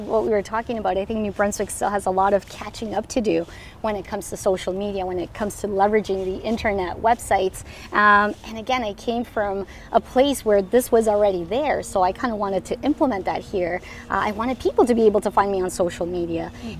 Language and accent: English; Colombia; English is a second language; now in Moncton, Canada; So we are from Colombia, and that was like a lot of my products. I wouldn't find them here. My mom actually moved with us as well.